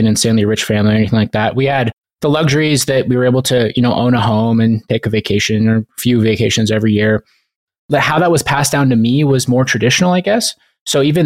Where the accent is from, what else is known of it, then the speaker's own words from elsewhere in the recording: Montana, United States; I grew up in Montana